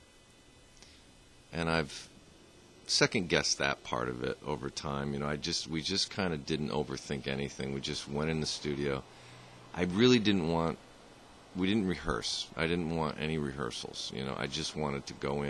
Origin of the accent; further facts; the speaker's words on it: Vermont, United States; I grew up here in Vermont.